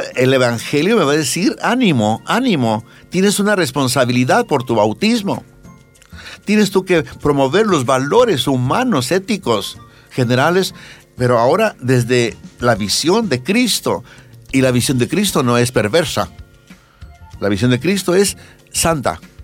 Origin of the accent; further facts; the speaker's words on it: Bolivia; somos poquitos bolivianos